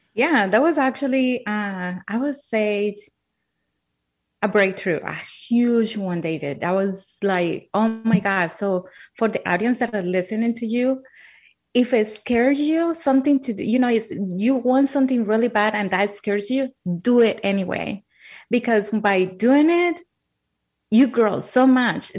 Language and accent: English; Colombia; English is a second language; moved away; I'm from Colombia. Uh, English is my second language.